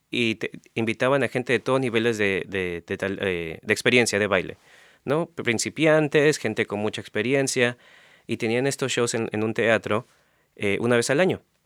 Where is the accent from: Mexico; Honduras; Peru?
Peru; moved away; desde que vivía en Perú